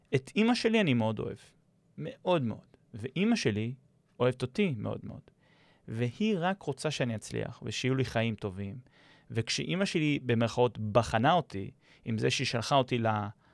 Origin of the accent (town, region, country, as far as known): Israel